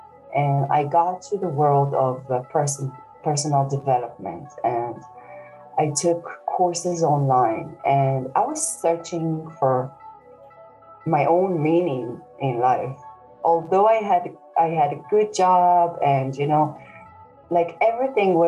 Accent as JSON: {"language": "English", "country": "Israel", "moved": "yes", "lives_now": "Dublin, Ireland", "said": "I live in Dublin currently, but originally I'm from Israel."}